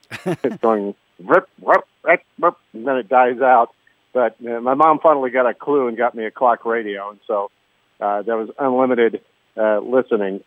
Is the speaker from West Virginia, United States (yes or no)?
no; Southern California, United States; as a child growing up in Southern California